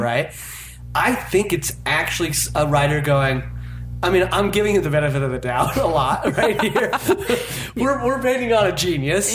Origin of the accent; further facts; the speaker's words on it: Utah, United States; I'm from Utah.